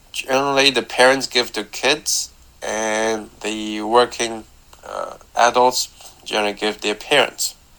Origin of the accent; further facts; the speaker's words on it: Taiwan; I'm from Taiwan.